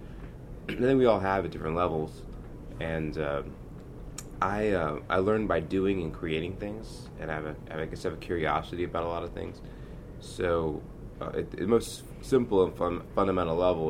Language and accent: English; Atlanta, Georgia, United States; born or raised there